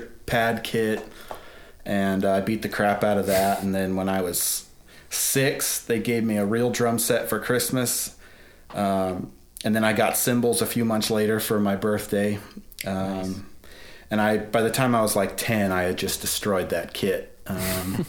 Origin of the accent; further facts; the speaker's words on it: Colorado, United States; moved away as an adult; also born or lived in Atlanta; I'm from Colorado. I grew up in Colorado, but eventually my wife and I moved to Atlanta